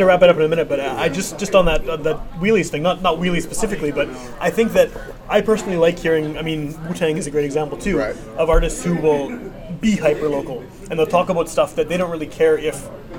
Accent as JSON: {"language": "English", "town": "Winnipeg", "region": "Manitoba", "country": "Canada", "tie": "born or raised there", "said": "I mean, even as someone who grew up in Winnipeg, I grew up in Wolseley in the West End."}